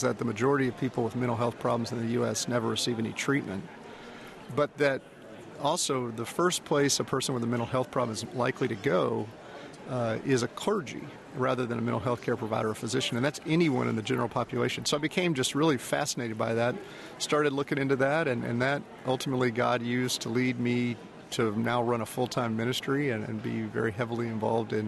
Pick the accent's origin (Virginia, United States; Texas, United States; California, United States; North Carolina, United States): Texas, United States; Houston; I'm from Houston. I actually grew up outside of Houston